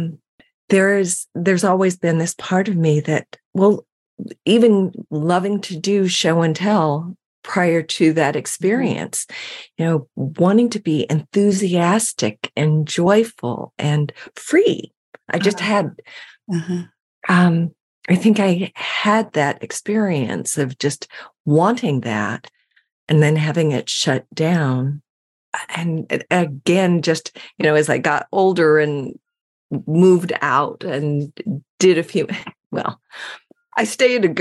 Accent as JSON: {"language": "English", "town": "San Francisco", "region": "California", "country": "United States", "tie": "born or raised there", "said": "I grew up in San Francisco, and it was the heyday of the Haight-Ashbury"}